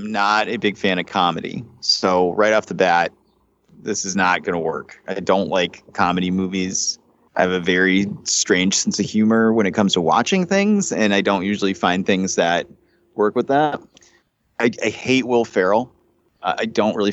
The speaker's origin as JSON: {"language": "English", "country": "United States", "said": "I'm American"}